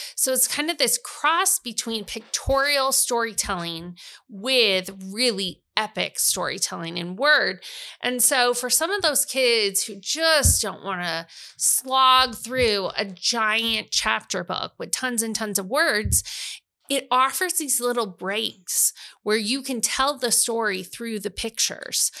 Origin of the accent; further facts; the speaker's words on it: Iowa, United States; also born or lived in Missouri; I was from Iowa